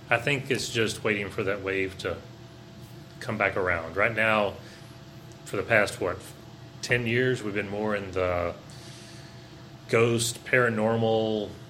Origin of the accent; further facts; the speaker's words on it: the South, United States; I agree. I grew up in the South, though.